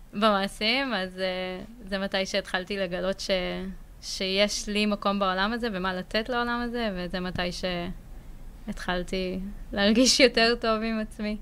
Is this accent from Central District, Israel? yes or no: yes; Ein Sarid, Central District, Israel; also born or lived in Ramla; גדלתי בעין שריד